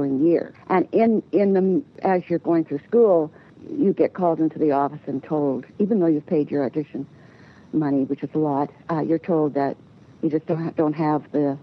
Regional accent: Canada; I was born in Canada

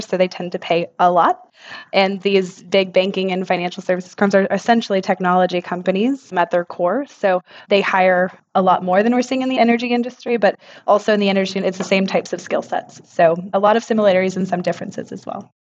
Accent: Texas, United States; moved away as an adult; also born or lived in Houston; now in London, United Kingdom; I'm a Texan born and raised.

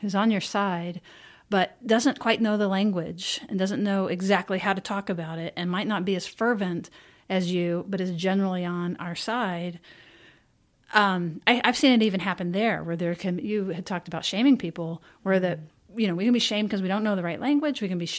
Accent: United States; And I'm an American.

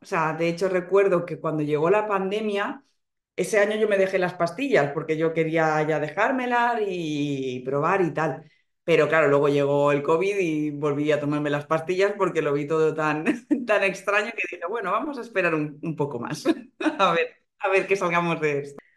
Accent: Alicante, Valencian Community, Spain; moved away as an adult; now in Madrid, Spain; vivo en Madrid ahora mismo, pero soy de, Alicante.

